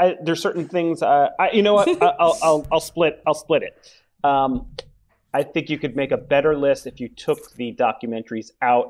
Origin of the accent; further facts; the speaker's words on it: New Jersey, United States; I grew up in New Jersey